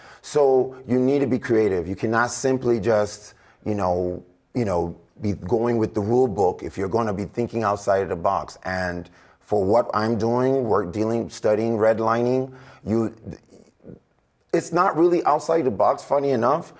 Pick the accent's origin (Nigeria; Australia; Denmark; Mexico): Nigeria; now in United States; As a Nigerian, somebody that grew up in Africa